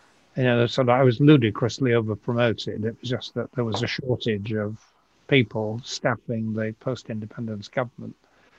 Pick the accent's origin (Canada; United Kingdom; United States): United Kingdom; Yorkshire and the Humber; accent: Yorkshire; also born or lived in Glasgow / London / Cambridge; Glasgow, London, Cambridge, rather more than I've lived in York, it would be surprising if I'd kept my Yorkshire accent.